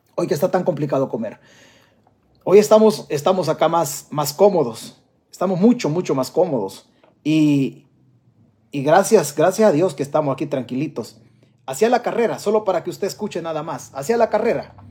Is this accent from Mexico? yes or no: no; El Salvador; now in United States; Mi tierra se llama El Salvador. Yo estoy prestado en Estados Unidos